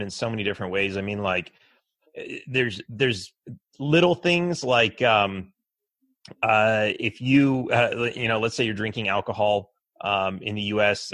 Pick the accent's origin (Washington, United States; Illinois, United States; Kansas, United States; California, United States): California, United States; Los Angeles; also born or lived in Texas; now in Mexico; I was born in Los Angeles